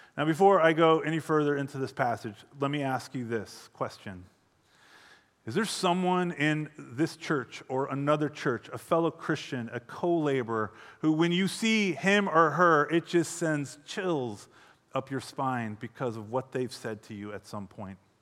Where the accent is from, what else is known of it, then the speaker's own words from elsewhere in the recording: hometown near Deerfield, Illinois, United States; moved away as an adult; also born or lived in Phoenix, Arizona; I was 24 when we decided to move back to my hometown